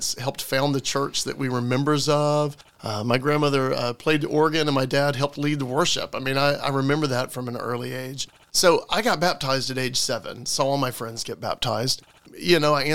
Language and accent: English; Alabama, United States; now in Florida, United States; I am from the Deep South. So, living in Florida now feels a lot more like Yankee land. I'm from Alabama